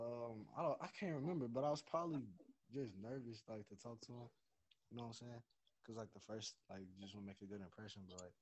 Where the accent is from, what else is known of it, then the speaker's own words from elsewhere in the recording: Houston, Texas, United States; now in Frisco, United States; I'm from Houston, so.